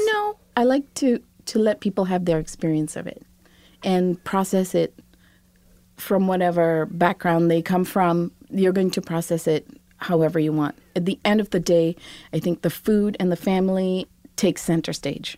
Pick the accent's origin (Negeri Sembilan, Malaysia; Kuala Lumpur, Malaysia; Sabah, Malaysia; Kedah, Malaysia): Negeri Sembilan, Malaysia; Seremban; now in Brooklyn, United States; Saramba, my, my hometown, is this small, sleepy town, and yet it's so vibrant with food culture. I just, I grew up there.